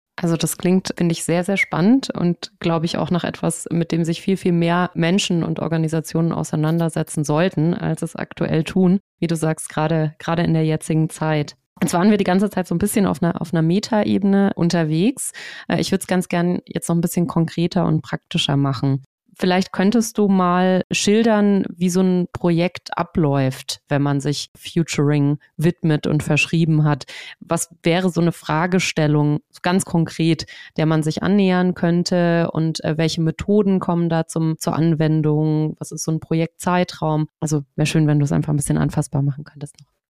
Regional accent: Swabia, Germany; ich komme ja auch aus Schwaben

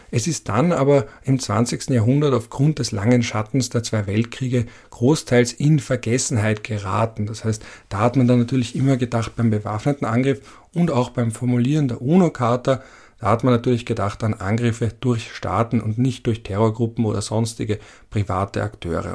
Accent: Vienna, Austria; als Wiener Betonkind

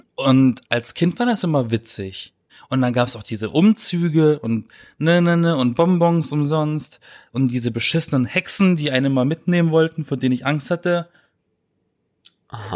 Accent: Black Forest, Baden-Württemberg, Germany; born or raised there; now in Berlin, Germany

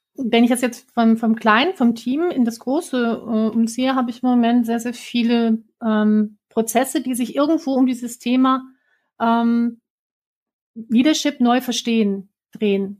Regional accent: Werther, North Rhine-Westphalia, Germany; also born or lived in Bielefeld; Ich bin am Teuto groß geworden, irgendwo entlang der Hermannshöhen zwischen Bielefeld und Bockelthausen

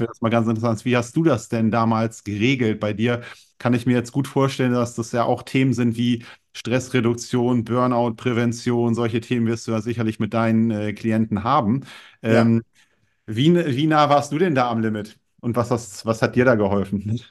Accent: Germany; Ich komme aus der Nähe von Bremen, bin 38 Jahre alt

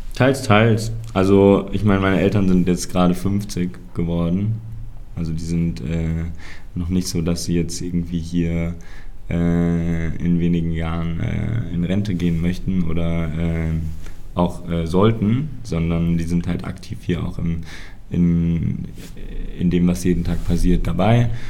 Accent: Mainz, Rhineland-Palatinate, Germany; ich bin hier auf dem Hof groß geworden.

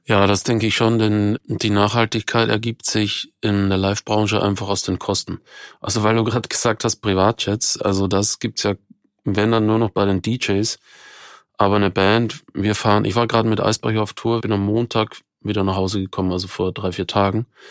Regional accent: Austria; moved away as an adult; now in Germany; ich komme ja aus Österreich, bin zwar seit weit über 20 Jahren in Deutschland

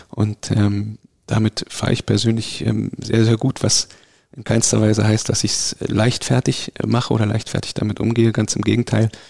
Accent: Berlin, Germany; Oh, wir befinden uns in meiner Heimatstadt in Berlin, im schönen Ortsteil Steglitz.

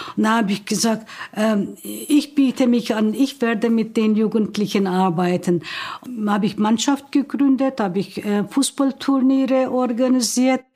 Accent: Turkey; German is a second language; moved away as an adult; now in Hildesheim, Germany; Ich bin 1950 in der Türkei geboren. Ich bin nach Deutschland gekommen 1970, direkt nach Hildesheim

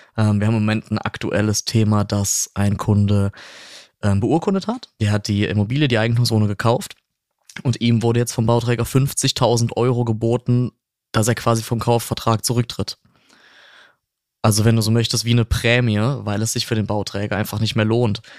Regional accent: near Cologne-Bonn, North Rhine-Westphalia, Germany; ich komme ähm, nicht aus Franken, ich komme aus der Nähe äh, von Köln-Bonn, ja, so ein bisschen aus dem Speckgürtel

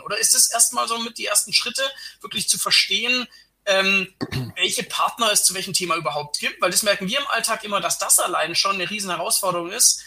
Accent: Germany; als Deutscher

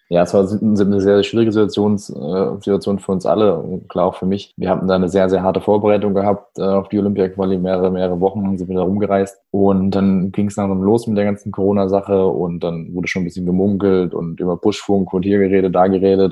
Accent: Heidelberg, Baden-Württemberg, Germany; now in Stuttgart, Germany; bin geboren in Heidelberg, lebe aber seit 2012 in Stuttgart

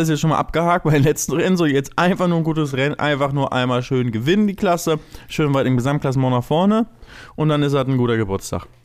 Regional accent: Canada; Das ist auch immer so, ja, ich komme aus Kanada

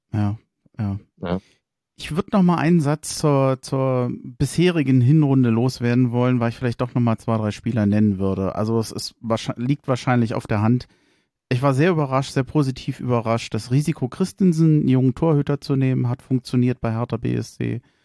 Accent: Berlin, Germany; als Berliner

